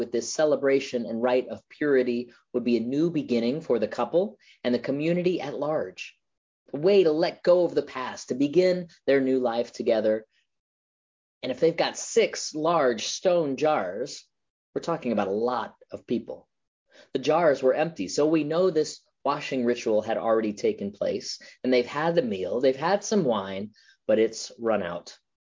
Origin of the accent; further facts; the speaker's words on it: Florida, United States; now in Las Vegas, United States; Growing up in Florida, I always loved being near the water